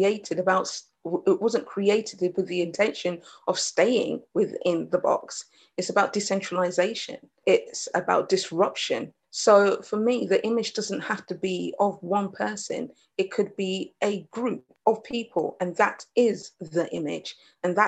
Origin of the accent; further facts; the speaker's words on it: United Kingdom; also born or lived in Jamaica; I'm British Jamaican, British Caribbean.